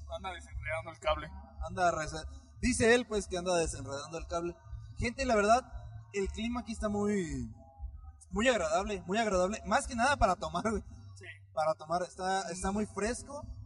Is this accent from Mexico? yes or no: yes; Michoacán, Mexico; no soy de aquí, yo soy de Michoacán